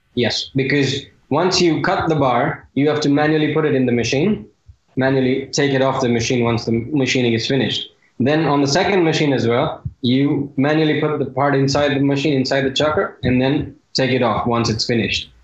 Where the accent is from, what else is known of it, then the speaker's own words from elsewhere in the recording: India; being an Indian